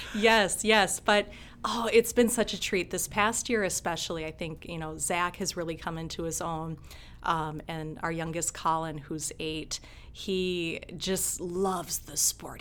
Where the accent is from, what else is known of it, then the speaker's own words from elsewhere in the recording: Blaine, Minnesota, United States; also born or lived in St. Cloud, Minnesota; now in Rochester, United States; I was born in St. Cloud, okay. Minnesota, and uh, we moved to Blaine, Minnesota, just south of St. Cloud in I think '87. Okay. And I graduated from Blaine High School